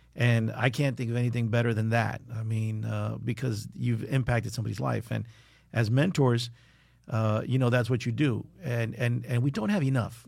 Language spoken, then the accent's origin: English; South Florida, United States; growing up in South Florida, it's, you know, I'm a big believer that this is paradise